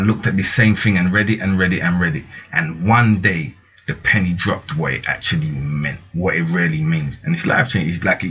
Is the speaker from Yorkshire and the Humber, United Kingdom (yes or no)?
no; London, United Kingdom; I'm from South London, like originally